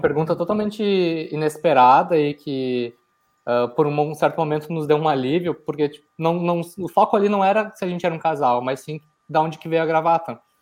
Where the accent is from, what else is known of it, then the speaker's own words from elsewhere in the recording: Porto Alegre, Rio Grande do Sul, Brazil; eu era natural de Porto Alegre